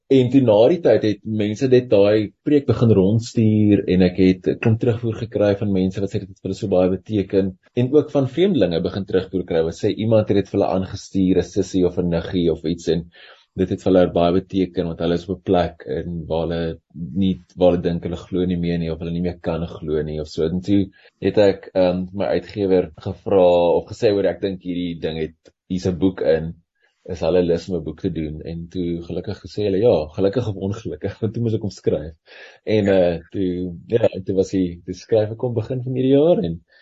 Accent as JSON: {"language": "Afrikaans", "country": "South Africa"}